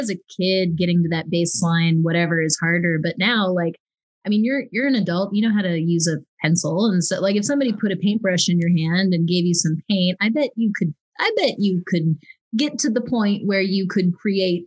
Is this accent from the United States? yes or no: yes; Midwest, United States; I'm from the Midwest